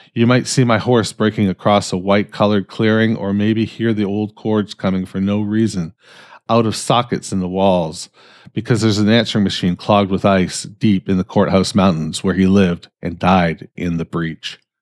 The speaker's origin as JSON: {"language": "English", "country": "Canada", "said": "I'm fucking Canadian"}